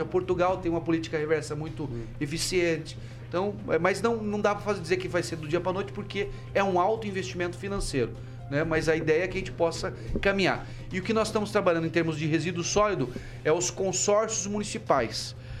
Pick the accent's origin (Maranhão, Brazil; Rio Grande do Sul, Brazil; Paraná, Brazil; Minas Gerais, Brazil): Paraná, Brazil; Falo isso como paranaense, com muito orgulho